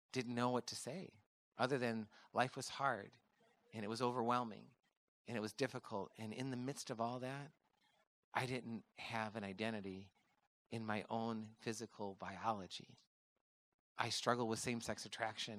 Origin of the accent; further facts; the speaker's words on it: Midwest, United States; I grew up in the Midwest on a farm with four boys